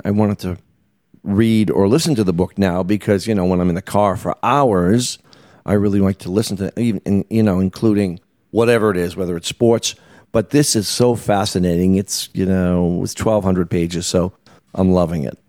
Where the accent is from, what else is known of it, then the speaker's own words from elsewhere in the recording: Boston, Massachusetts, United States; moved away as an adult; now in New York, United States; I grew up in Boston